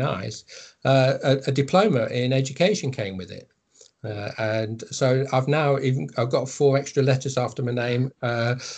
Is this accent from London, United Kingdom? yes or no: no; Countesthorpe, East Midlands, United Kingdom; also born or lived in Wigston / Market Harborough; I'm a Leicester boy, so, and I know South Leicester. I'm from Wigston, which is down south, but then was brought up in Countersault, which is a bit further south.